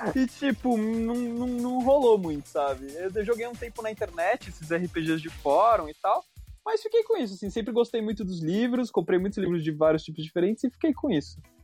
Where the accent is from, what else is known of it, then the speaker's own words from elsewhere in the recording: Brazil; como brasileiro